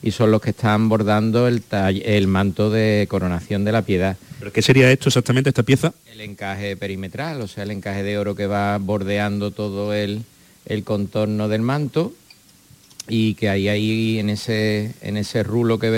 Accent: Montserrat, Andalusia, Spain; Yo como soy de Montserrat, pues me eh, llega bastante de cerca, ¿no?

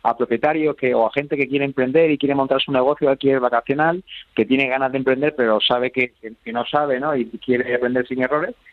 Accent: Jerez de la Frontera, Andalusia, Spain; en Jerez de la Frontera, por supuesto, de donde soy yo

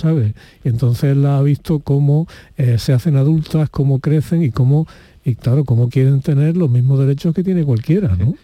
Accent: Spain; los españoles durante la época de Franco

